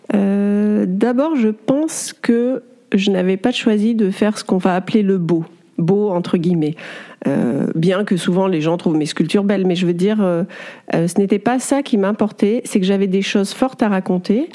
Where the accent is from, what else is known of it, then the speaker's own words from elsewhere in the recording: Clermont-Ferrand, Auvergne-Rhône-Alpes, France; je suis née à Clermont-Ferrand et je suis une zoréole. Alors, zoréole, c'est un papa de l'île de la Réunion et une maman auvergnate.